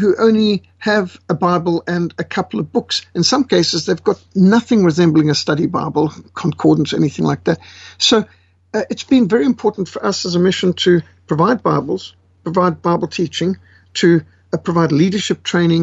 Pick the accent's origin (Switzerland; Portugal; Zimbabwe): Zimbabwe; also born or lived in Cape Town, South Africa; now in South Africa; I was born in South Africa in Cape Town. I was raised in Rhodesia.